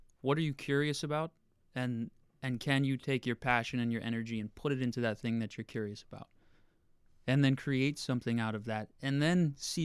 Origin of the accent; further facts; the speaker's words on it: Torrington, Connecticut, United States; now in New York City, United States; I grew up in a town of 30,000 people in Connecticut called Torrington